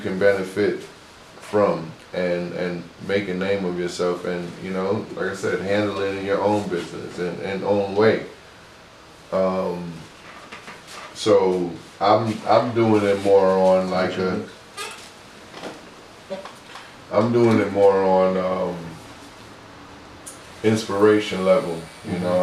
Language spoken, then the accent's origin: English; New York City, New York, United States; me growing up in New York City